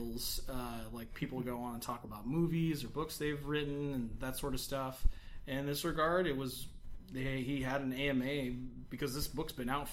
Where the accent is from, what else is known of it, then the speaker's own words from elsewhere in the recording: United States; as an American